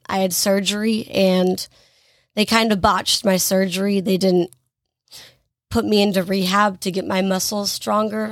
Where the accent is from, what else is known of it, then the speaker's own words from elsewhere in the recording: Greensboro, North Carolina, United States; I am from Greensboro, North Carolina. I have lived here my entire life.